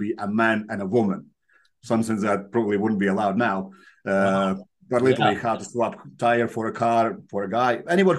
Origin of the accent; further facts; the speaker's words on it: Latvia; moved away as an adult; also born or lived in Soviet Union; now in United Kingdom; So in Latvia, I come from Latvia. We were part of Soviet Union, then we broke up. It was the independent country for a while. Then we joined European Union, and that's where I moved to UK.